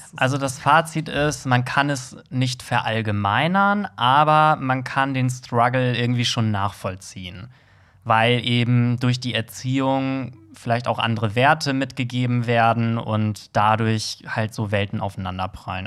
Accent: Germany; als Deutscher

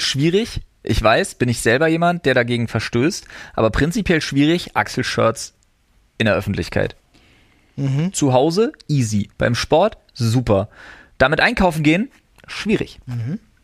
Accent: Berlin, Germany; now in Brandenburg, Germany; ich als Wahlbrandenburger, als Exil-Berliner

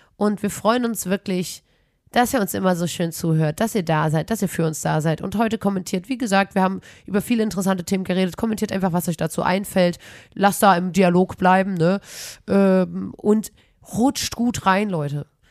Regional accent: Chemnitz, Saxony, Germany; accent: Chemnitz dialect

